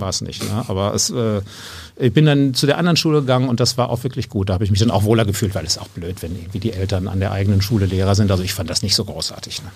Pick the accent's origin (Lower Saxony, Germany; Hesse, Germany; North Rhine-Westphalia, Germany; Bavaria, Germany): North Rhine-Westphalia, Germany; Geseke; now in Munich, Germany; aufgewachsen bin ich hier so in Ostwestfalen, mhm. in der Gegend. Äh, also meine Heimatstadt heißt Geseke